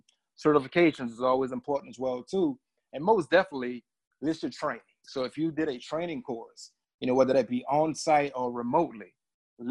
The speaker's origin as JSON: {"language": "English", "town": "New Orleans", "region": "Louisiana", "country": "United States", "also_born_or_lived": "DC area", "moved": "yes", "lives_now": "Washington, D.C. area, United States", "said": "I'm from New Orleans, Louisiana"}